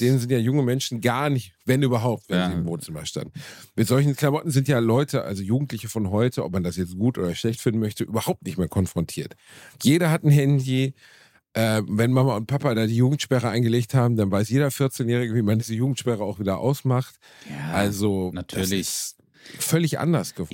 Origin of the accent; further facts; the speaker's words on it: Gelsenkirchen, North Rhine-Westphalia, Germany; in Gelsenkirchen, Rotthausen, wo ich herkomme